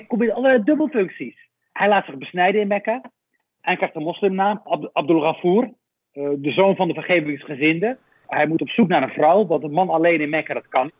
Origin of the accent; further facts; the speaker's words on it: Rif, Morocco; now in Netherlands; Ik was in mijn geboortestreek. Eh, dat is Noord-Marokko, de Rif, de hele grillige kust het dorpje waar ik vandaan kom